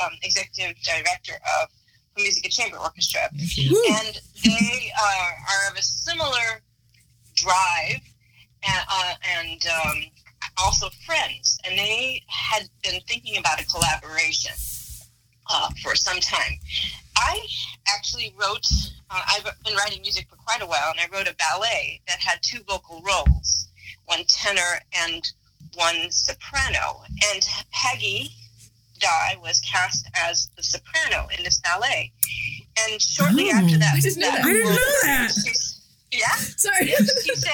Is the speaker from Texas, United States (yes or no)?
no; Montana, United States; also born or lived in Chicago / New York / Ohio; now in Tacoma, United States; I was born and raised in Montana